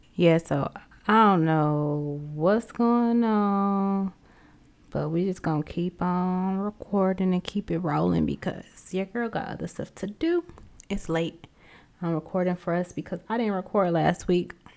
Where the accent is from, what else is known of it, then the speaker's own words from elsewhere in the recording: United States; accent: southern drag mixed with midwestern; this southern drag in between all this other midwestern English